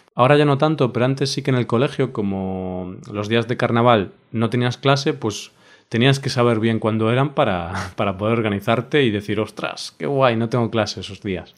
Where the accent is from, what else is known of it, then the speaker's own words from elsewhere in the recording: Spain; como español